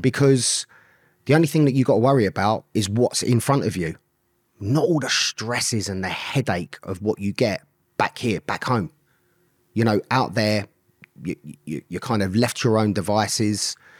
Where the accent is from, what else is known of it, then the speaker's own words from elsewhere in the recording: London, United Kingdom; I grew up in Swiss Cottage in London. Grew up on a council estate.